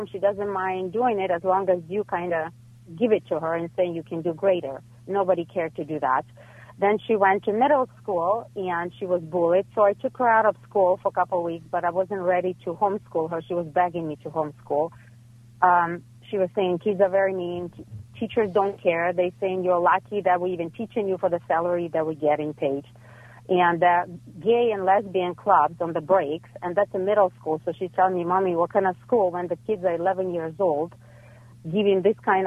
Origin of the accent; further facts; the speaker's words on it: Ukraine; now in Los Angeles, United States; I'm coming from Ukraine, so everything is very academic